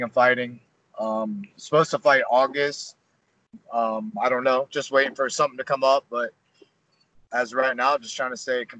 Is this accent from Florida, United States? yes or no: yes; Orlando, Florida, United States; I'm from Orlando, Florida